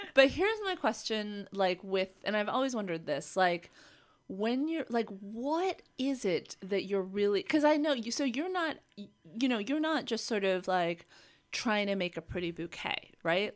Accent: Los Angeles, California, United States; … and I grew up here in Los Angeles

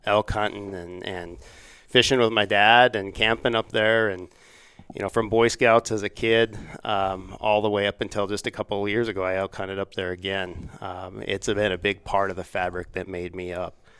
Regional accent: Laramie, Wyoming, United States; moved away as an adult; also born or lived in Washington, D.C.; I'm, I'm from Laramie

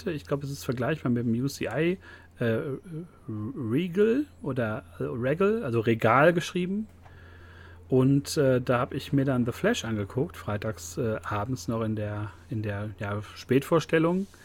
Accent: Germany; Aber wir sind Deutsche und sind auch sehr neidisch.

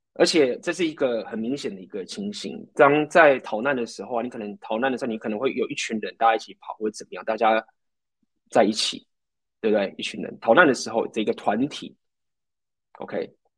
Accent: Taiwan; moved away as an adult; also born or lived in Ukraine; 那台湾人，我就是台湾人

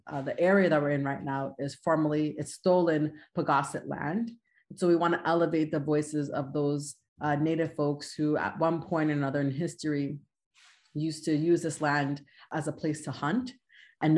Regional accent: New York City, New York, United States; moved away as an adult; also born or lived in Manhattan; now in Connecticut, United States; I'm originally from Queens. I was born and raised in Queens and moved to Manhattan

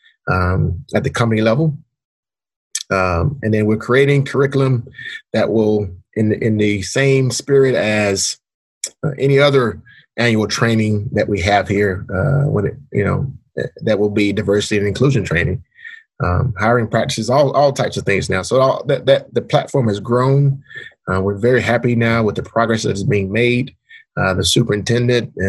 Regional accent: Atlanta, Georgia, United States; moved away as an adult; I grew up in Atlanta, which is in some instances, the home of, civil rights movement.

